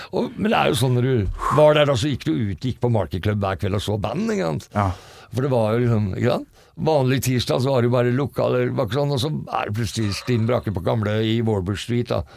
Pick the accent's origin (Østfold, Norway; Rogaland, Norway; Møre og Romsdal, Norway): Østfold, Norway; Fredrikstad; Jeg er fra Fredrikstad